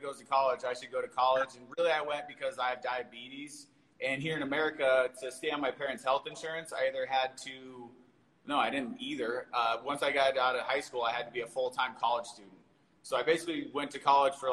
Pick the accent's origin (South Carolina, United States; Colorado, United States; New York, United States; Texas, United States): Colorado, United States; Denver; I was born and raised in Denver, Colorado. My entire life I've lived here.